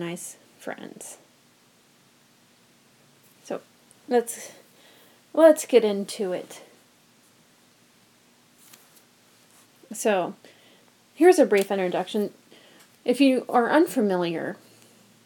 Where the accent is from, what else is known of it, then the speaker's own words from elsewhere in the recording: United States; moved away as an adult; now in Omaha, United States; I drove home about 2 hours away from Omaha to my hometown